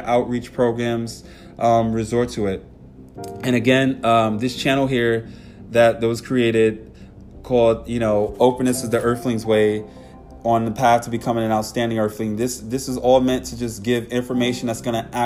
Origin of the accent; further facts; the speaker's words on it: New York, United States; I know personally from growing up in New York